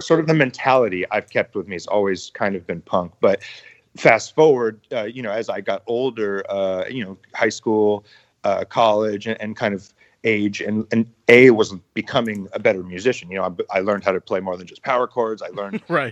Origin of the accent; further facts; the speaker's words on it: San Diego, California, United States; I grew up in San Diego